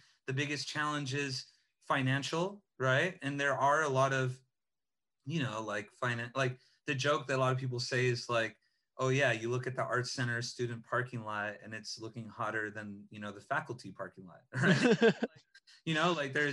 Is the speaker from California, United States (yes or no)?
yes; Los Angeles, California, United States; I grew up in Eagle Rock, you know, not, you know, on the west side or some fancier zones